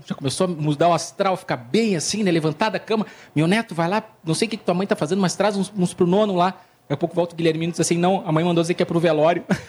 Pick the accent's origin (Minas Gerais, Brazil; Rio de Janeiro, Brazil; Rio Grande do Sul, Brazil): Rio Grande do Sul, Brazil; Porto Alegre; Sou de Porto Alegre